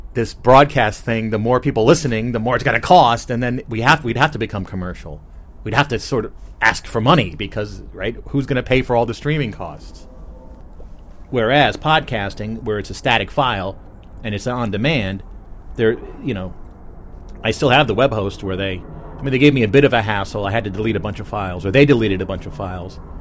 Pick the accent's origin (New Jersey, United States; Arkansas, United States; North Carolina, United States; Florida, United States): New Jersey, United States; I'm from New Jersey, not Canada